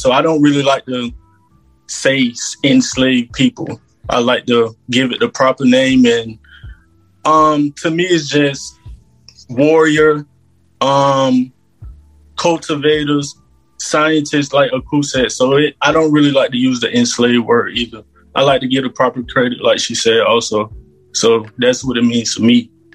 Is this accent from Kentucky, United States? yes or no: no; Georgia, United States; growing up in Georgia, we was always spiritual